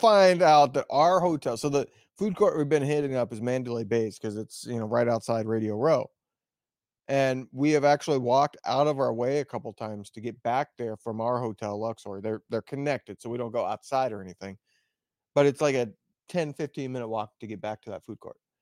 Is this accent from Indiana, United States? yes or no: yes; West Lafayette, Indiana, United States; moved away; I was from West Lafayette